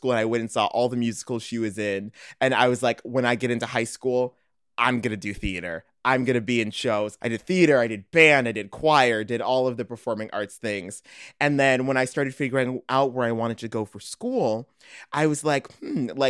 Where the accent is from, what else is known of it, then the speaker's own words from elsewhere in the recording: Morton Grove, Illinois, United States; moved away as an adult; now in Chicago, United States; I'm from Morton Grove, Illinois. Now I'm actually living in Chicago.